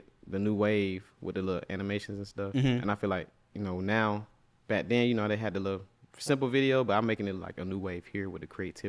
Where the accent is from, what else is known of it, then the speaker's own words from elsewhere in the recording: Atlanta, Georgia, United States; I'm from Atlanta.